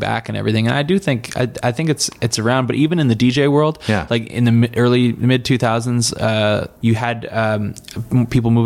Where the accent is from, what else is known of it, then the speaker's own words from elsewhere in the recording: Bedford, Nova Scotia, Canada; Come from a smaller town, still not the big town, even out there. I'm from Bedford, Nova Scotia, 20 minutes outside